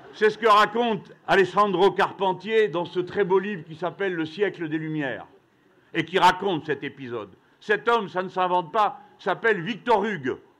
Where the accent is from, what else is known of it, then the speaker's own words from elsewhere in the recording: France; nous, Français